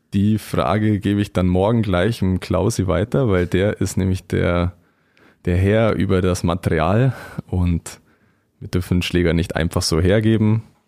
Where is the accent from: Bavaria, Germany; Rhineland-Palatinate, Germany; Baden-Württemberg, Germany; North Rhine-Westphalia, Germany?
Bavaria, Germany; Füssen; now in Weiden, Germany; nahe meiner Heimat Füssen